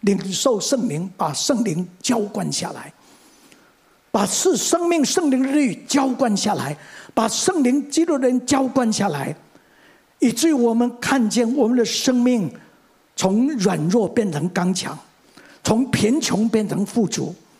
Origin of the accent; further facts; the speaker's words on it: Mingjian, Nantou County, Taiwan; 我生在民国三十年，一九四一年，第二次世界大战爆发那一年。 我生在台湾的乡下，在南投的民间乡的赤水村